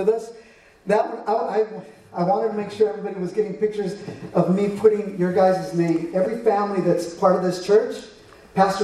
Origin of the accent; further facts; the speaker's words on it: United States; I'm from America, but my dad is from Mexico